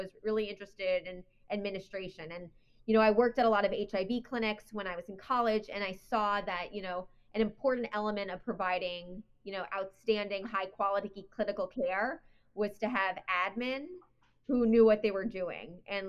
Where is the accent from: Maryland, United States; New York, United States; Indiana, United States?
New York, United States; moved away as an adult; also born or lived in Connecticut / Philadelphia; now in North Carolina, United States; I grew up in New York, went to college in Connecticut at Wesleyan University, went to medical school at the University of Pennsylvania School of Medicine.